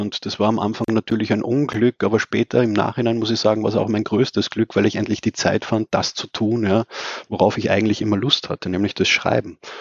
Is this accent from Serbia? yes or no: no; Austria; da war man natürlich als Österreicher